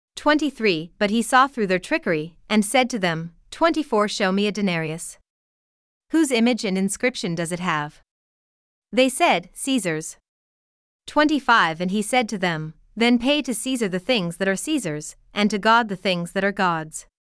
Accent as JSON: {"language": "English", "country": "United States", "said": "As an American"}